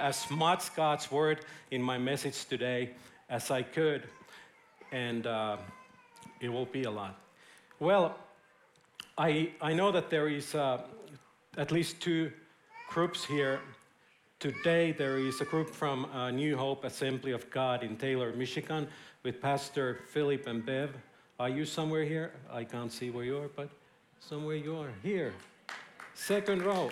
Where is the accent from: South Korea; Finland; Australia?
Finland; now in Israel; I'm from Finland.